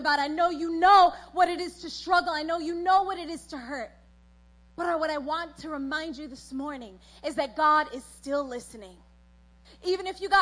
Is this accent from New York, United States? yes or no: yes; New York, United States; born or raised there; also born or lived in South America